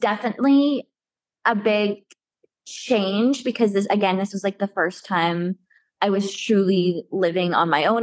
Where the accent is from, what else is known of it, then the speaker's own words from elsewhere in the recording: Alberta, Canada; moved away as an adult; now in Montreal, Canada; I'm from Alberta and I moved to Quebec for this job